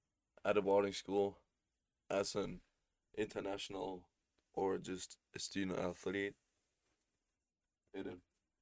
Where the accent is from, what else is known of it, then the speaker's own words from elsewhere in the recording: Spain; also born or lived in Germany; I'm from Spain and Germany, and the last 5 years I've been living in Spain